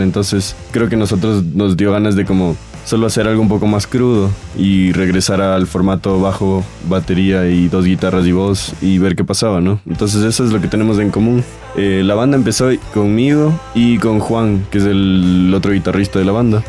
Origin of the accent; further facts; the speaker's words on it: Quito, Pichincha, Ecuador; Nosotros somos una banda de Quito